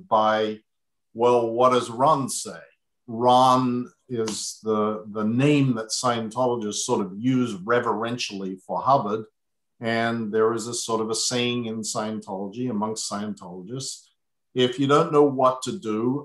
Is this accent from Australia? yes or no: yes; Adelaide, South Australia, Australia; went from my hometown of Adelaide to Melbourne